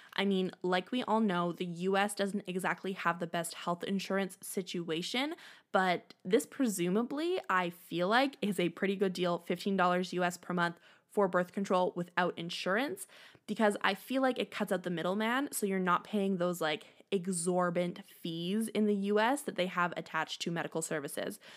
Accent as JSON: {"language": "English", "country": "Canada", "said": "I am Canadian"}